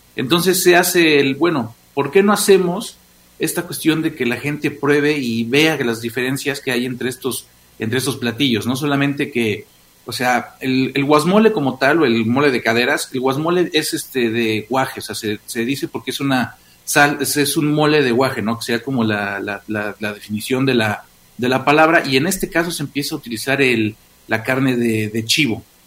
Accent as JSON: {"language": "Spanish", "region": "Puebla", "country": "Mexico", "said": "nosotros como poblanos"}